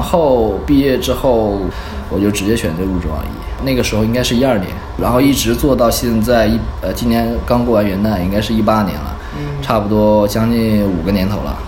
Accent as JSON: {"language": "Chinese", "town": "Dalian", "region": "Liaoning", "country": "China", "moved": "yes", "said": "我本身是大连人"}